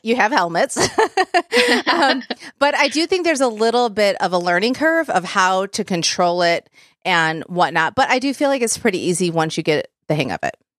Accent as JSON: {"language": "English", "town": "Plymouth", "region": "Michigan", "country": "United States", "moved": "as an adult", "lives_now": "Nashville, United States", "said": "we are originally from Southeast Michigan. So those of you that know Michigan, we lived in Plymouth, Michigan before we moved here."}